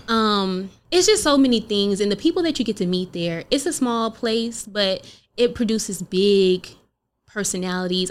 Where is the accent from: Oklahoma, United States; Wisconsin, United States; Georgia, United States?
Oklahoma, United States; being from Oklahoma